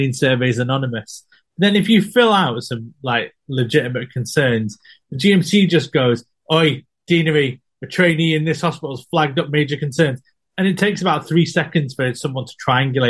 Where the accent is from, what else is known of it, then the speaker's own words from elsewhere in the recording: Prestwich, North West England, United Kingdom; We're all from Prestwich.